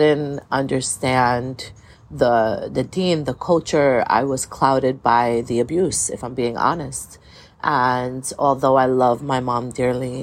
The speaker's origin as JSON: {"language": "English", "town": "New York City", "region": "New York", "country": "United States", "tie": "born or raised there", "said": "I was born and raised in Brooklyn, New York"}